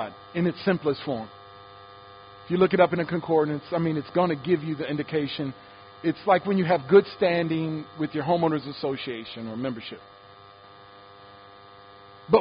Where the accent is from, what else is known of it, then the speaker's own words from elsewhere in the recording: Detroit, Michigan, United States; I grew up in Detroit